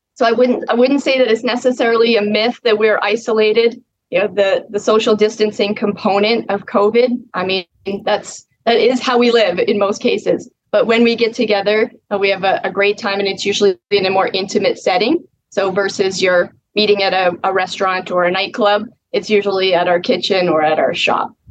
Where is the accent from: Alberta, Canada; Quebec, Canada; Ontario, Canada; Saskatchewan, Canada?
Saskatchewan, Canada; Mossbank; it's the name is Moss Bank. We're 45 miles southwest of Moose Jaw, so very south central Saskatchewan